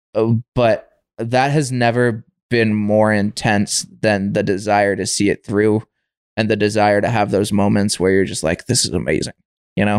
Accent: Windham, United States; moved away as an adult; I grew up in Wyndham, so that's kind of my home base until we moved out here

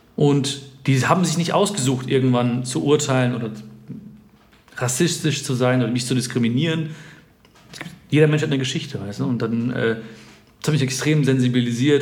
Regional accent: India; Ich habe damals gesagt, ja, Indien. Ich bin dunkler, weil da, wo ich herkomme, da scheint mehr die Sonne

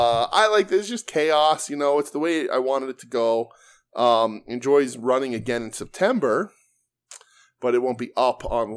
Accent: Pittsburgh, Pennsylvania, United States; you know that I was born and raised in Pittsburgh and trained in Pittsburgh.

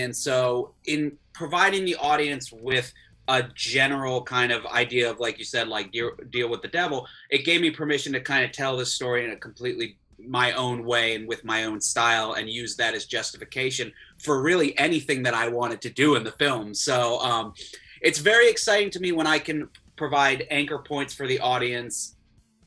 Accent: Florida, United States; I grew up in Florida

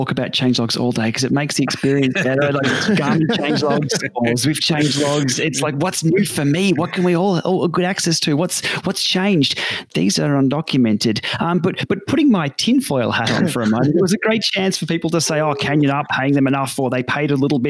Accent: Ballarat, Victoria, Australia; here in my hometown of Ballarat

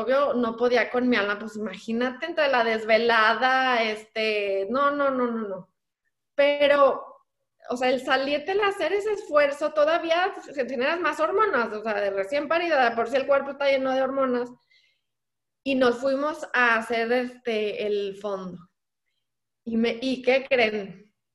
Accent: San Luis Potosí, Mexico; mi tierra, que bueno, no nací ahí, pero yo ahí crecí

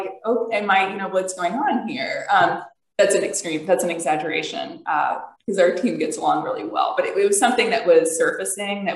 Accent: United States; I'm an American

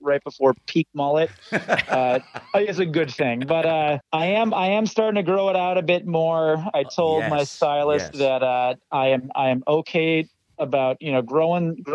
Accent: Northern Wisconsin, United States; also born or lived in Costa Rica; I grew up in Northern Wisconsin

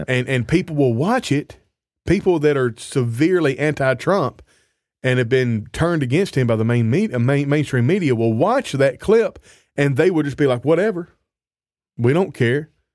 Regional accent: United States; moved away as an adult; now in Canada; I'm from the States, and I'm a Christian

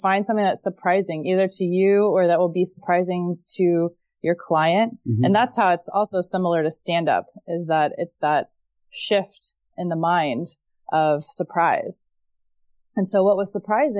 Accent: Texas, United States; moved away as an adult; now in Amsterdam, Netherlands; I got married at 22 because I'm from Texas and that's what you do when you're from Texas.

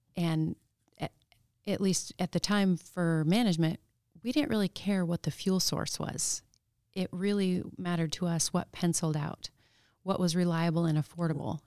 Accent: Palmer, Alaska, United States; also born or lived in Anchorage, Alaska; I, um, count myself as born and raised in Palmer, even though I was born in Anchorage. And then, um, we moved out to the valley when I was two

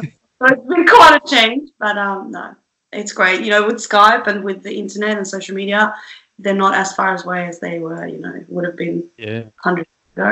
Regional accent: Sweden; moved away as an adult; I lived in Sweden for the first 19, 20 years of my life

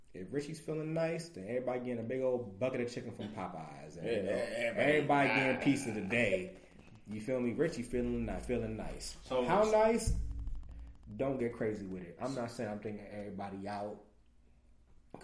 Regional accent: New York City, New York, United States; now in Ohio, United States; I'm from New York. I'm born and raised. I'm a queen. I'm from Queens. I'm from Southside, Jamaica, Queens

